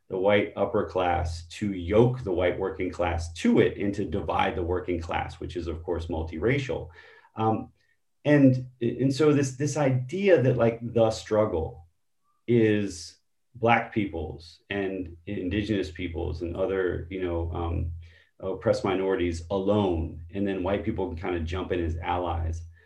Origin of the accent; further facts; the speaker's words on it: Baltimore, Maryland, United States; my own experience as a young person growing up in Baltimore